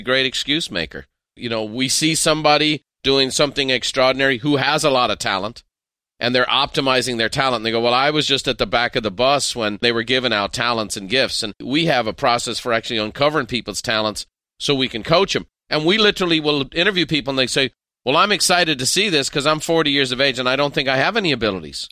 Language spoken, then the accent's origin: English; Ireland; as an Irishman